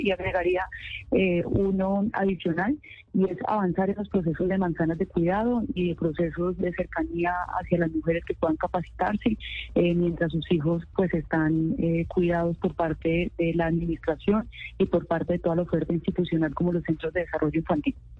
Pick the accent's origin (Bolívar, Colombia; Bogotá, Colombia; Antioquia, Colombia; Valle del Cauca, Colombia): Valle del Cauca, Colombia; Cali; los que nacimos aquí en Cali